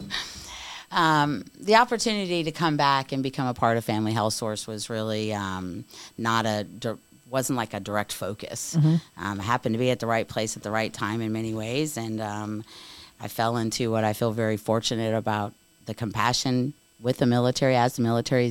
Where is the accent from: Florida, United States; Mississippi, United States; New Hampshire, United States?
Florida, United States; Daytona Beach; I'm a Daytona Beach native. I was born and raised in Daytona Beach